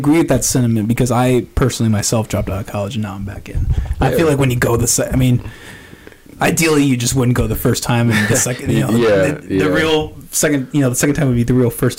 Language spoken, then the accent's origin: English; Northwest Iowa, United States; also born or lived in Ames, Iowa; I grew up in Northwest Iowa